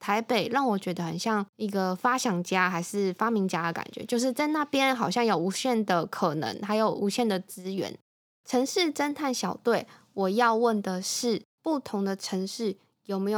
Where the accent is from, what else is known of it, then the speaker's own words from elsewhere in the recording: Taipei, Taiwan; moved away as an adult; also born or lived in Kaohsiung / Tainan; 我是台北人，土生土长，因为一些契机，所以现在变成是高雄的媳妇。那工作地点是在台南。